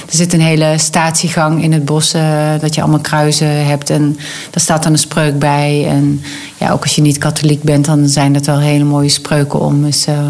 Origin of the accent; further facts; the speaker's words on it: North Limburg, Netherlands; accent: Limburgish; mensen horen wel dat ik een Limburgs accent heb. Dus ik kom uit Noord-Limburg